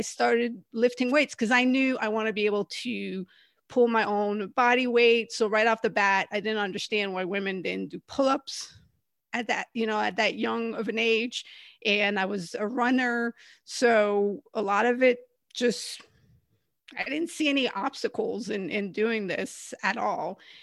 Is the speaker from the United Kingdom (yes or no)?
no; Canada; moved away; also born or lived in California; I'm originally from Canada